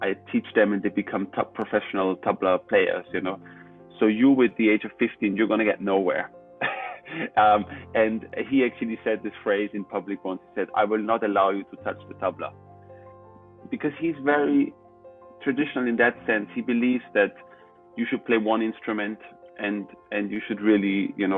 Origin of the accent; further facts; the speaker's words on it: Austria; I was born in Austria